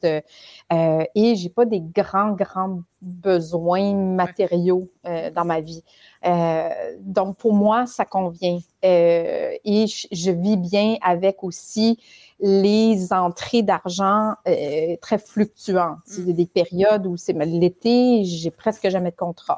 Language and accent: French; Ontario, Canada; now in Quebec, Canada; je suis née et j'ai grandi en Ontario